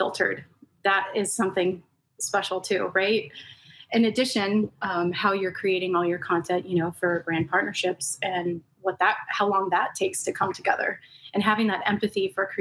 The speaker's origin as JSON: {"language": "English", "town": "Los Angeles", "region": "California", "country": "United States", "tie": "born or raised there", "said": "I grew up in Southern California, born and raised. I'm one of the rare native Angelenos, but in the San Gabriel Valley."}